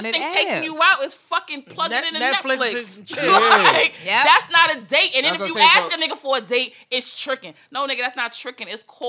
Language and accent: English; Long Island, New York, United States; I grew up in Long Island, so I was coming out to East New York to see my father every other weekend or whatever.